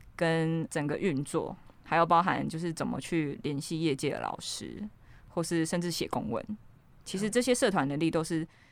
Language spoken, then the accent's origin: Chinese; Ruifang, New Taipei, Taiwan; 我就是从小在一个瑞芳淳朴的小镇长大